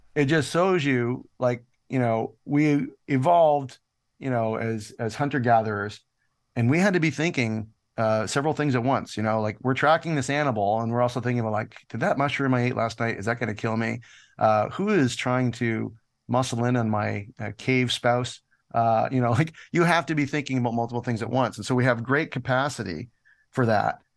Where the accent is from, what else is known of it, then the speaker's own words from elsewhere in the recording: Canada; moved away as an adult; also born or lived in United States; I'm Canadian, and I've, I've been here most of my life, but I was in the States for about seven years